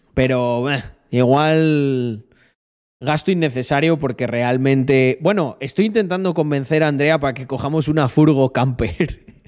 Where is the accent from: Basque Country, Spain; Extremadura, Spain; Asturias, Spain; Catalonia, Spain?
Extremadura, Spain; Almendralejo; moved away as an adult; also born or lived in Barcelona; Almendralejo, yo creo que vuelvo dentro de 20 años y está igual